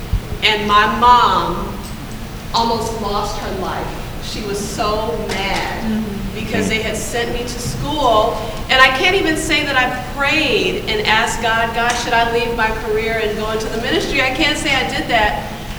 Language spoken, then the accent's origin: English; Los Angeles, California, United States; moved away as an adult; also born or lived in New York City; I'm from South Central LA, a very hard neighborhood.